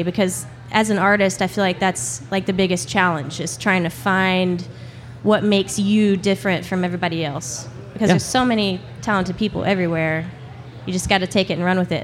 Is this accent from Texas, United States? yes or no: yes; Midlothian, Texas, United States; I grew up in Midlothian